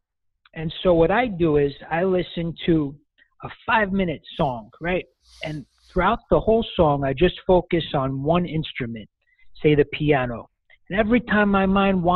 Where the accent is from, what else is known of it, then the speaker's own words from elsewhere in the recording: New York City, New York, United States; accent: Brooklyn; I hail from Brooklyn, New York, and I currently live there now